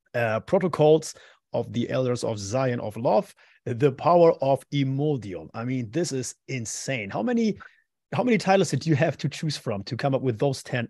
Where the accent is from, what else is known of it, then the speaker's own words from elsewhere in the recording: Madrid, Community of Madrid, Spain; I was born in Madrid